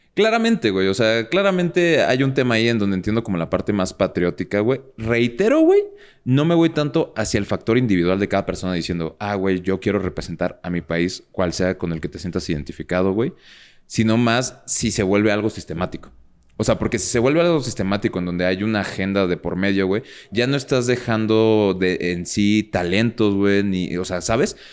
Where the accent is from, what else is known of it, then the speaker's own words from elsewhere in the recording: Mexico; desde México te lo digo